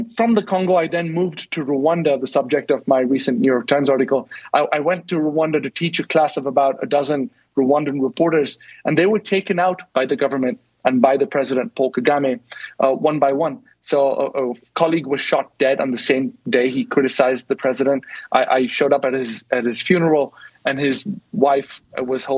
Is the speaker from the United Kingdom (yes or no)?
no; India; I'm from India